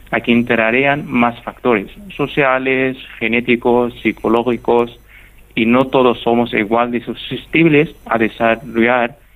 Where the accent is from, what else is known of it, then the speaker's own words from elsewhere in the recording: Egypt; accent: Egyptian; Spanish is a second language; Muchísimas gracias Paco, espero que mi acento egipcio haya sido entendible